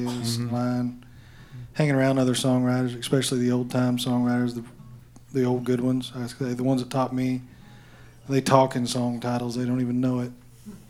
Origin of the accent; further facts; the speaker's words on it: Purdy, Missouri, United States; moved away; originally from southwest Missouri, a little town called Purdy, right on the Arkansas-Oklahoma line.